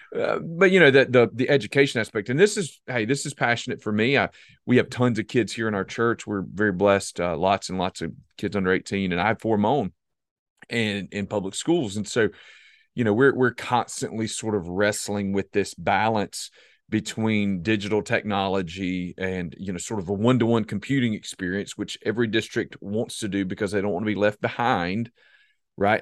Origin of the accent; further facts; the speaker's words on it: South Carolina, United States; I'm from South Carolina